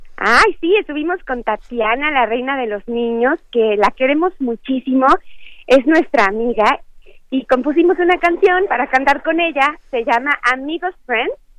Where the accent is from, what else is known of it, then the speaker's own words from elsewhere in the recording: Chiapas, Mexico; yo que soy chiapaneca